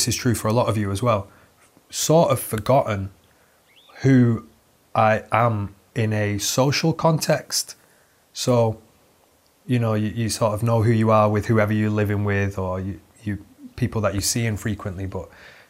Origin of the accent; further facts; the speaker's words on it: Manchester, North West England, United Kingdom; I'm from Manchester